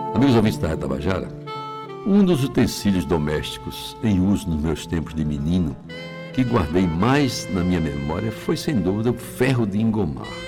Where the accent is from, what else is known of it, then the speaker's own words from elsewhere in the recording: Jaguaribe, Ceará, Brazil; a minha infância em Jaguaribe